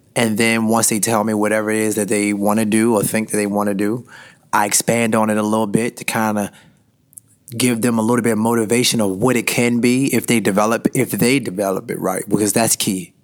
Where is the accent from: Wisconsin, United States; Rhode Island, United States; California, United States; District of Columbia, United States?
District of Columbia, United States; Washington; I grew up in Washington, D.C.